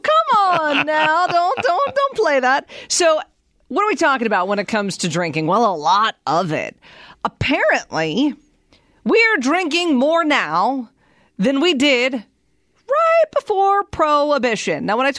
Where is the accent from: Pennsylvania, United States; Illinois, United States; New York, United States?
Pennsylvania, United States; moved away as an adult; now in Arizona, United States; I grew up in Pennsylvania.